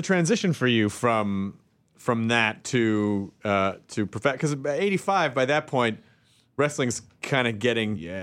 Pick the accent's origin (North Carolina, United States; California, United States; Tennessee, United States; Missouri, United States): Tennessee, United States; Memphis; I grew up in Memphis